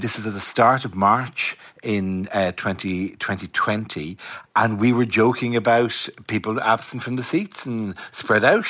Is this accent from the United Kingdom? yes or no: no; Ireland; I'm Irish